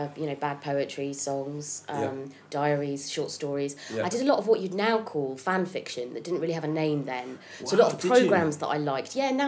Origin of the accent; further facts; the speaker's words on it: Haslemere, South East England, United Kingdom; moved away as an adult; also born or lived in Hitchin, Hertfordshire / Sheffield / London; I was born in Hitchin, Hertfordshire. Yeah. And then when I was a bit older, I grew up in a little town called Haslemere.